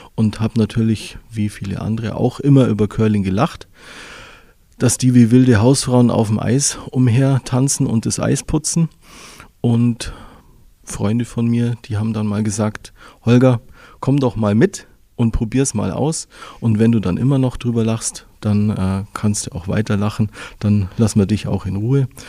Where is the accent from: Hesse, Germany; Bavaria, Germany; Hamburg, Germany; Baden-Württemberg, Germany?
Bavaria, Germany; Füssen; Aufgewachsen bin ich in Füssen, geboren bin ich auch in Füssen